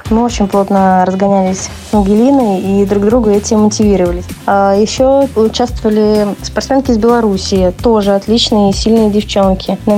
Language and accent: Russian; Kolomna, Moscow Oblast, Russia; А, я и сама из Коломны, поэтому каток у нас тоже хороший в Коломне.